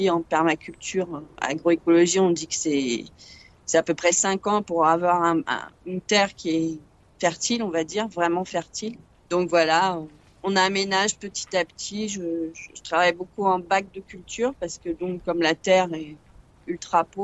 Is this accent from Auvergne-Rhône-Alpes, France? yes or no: no; Paris, Île-de-France, France; now in southern France; D'origine, je suis parisienne. Et donc, je suis dans le sud euh, depuis, euh, oh là, très longtemps, une trentaine d'années.